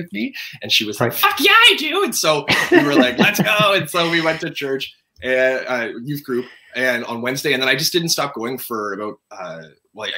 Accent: Toronto, Ontario, Canada; also born or lived in Lynchburg, Virginia / Florida; I was born and raised in Toronto, Ontario, Canada

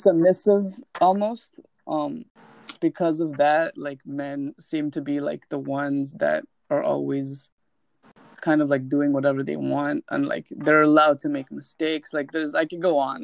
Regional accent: India; moved away; because I'm from India

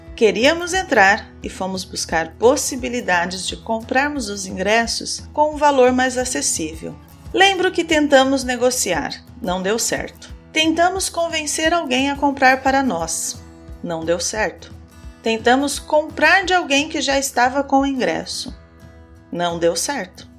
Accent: Brazil; Eu sou brasileira, moro no Brasil

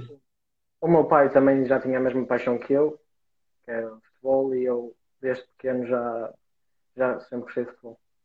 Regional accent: Vila Maior, Portugal; now in Braga, Portugal; do Vila Maior, que era a minha terra

